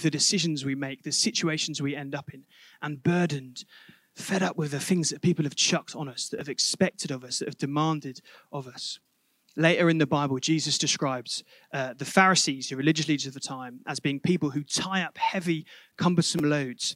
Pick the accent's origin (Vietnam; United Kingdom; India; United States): United Kingdom; Reading, South East England; moved away; my hometown of Reading